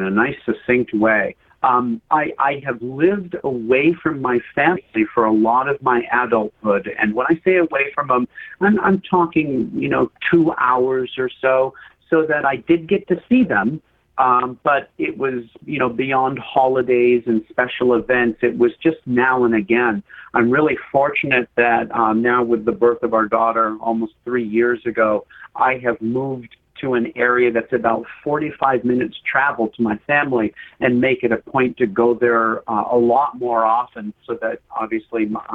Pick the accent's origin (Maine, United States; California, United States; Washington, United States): Maine, United States; Western; I grew up in Western Maine, which is a mountainous region.